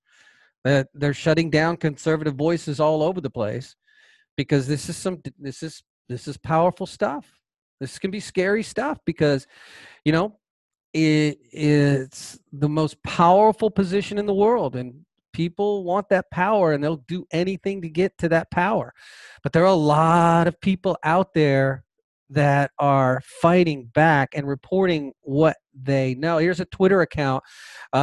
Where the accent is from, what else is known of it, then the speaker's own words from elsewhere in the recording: Georgia, United States; my home state of Georgia